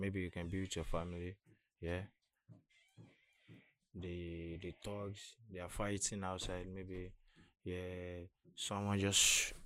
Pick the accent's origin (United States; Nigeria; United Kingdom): Nigeria; Lagos; I grew up on an island.